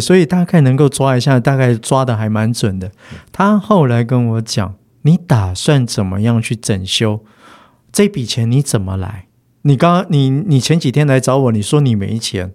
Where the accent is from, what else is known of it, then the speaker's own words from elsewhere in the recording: Yilan, Yilan County, Taiwan; 我从小就在宜兰市长大